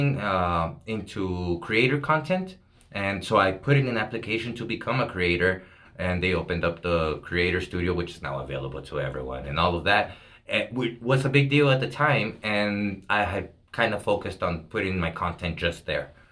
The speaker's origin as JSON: {"language": "English", "town": "El Paso", "region": "Texas", "country": "United States", "tie": "born or raised there", "said": "I grew up here in Segundo Barrio"}